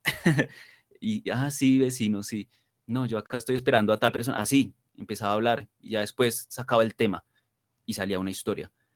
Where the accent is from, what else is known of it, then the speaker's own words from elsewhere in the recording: Colombia; yo estoy supremamente orgulloso de, de ser colombiano